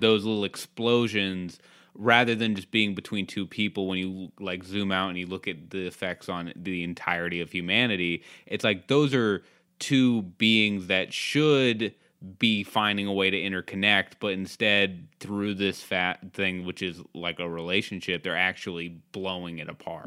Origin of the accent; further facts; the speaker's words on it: Cape Cod, Massachusetts, United States; I grew up in Cape Cod